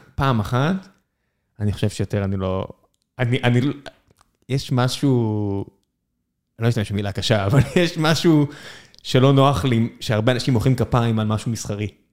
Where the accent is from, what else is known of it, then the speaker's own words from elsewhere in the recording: Beersheba, Southern District, Israel; now in Tel Aviv, Israel; כבאר שבעי מלידה